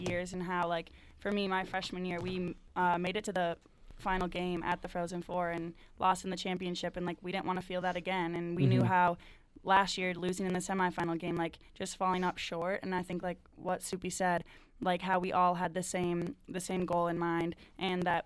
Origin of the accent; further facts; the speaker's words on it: Wisconsin, United States; growing up in Wisconsin, like, you dream to be a Badger